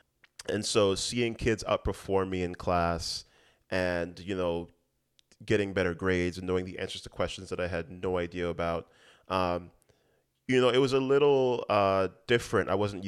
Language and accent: English; U.S. Virgin Islands; You know, growing up in the Virgin Islands, we sort of had a built-in social circle in that.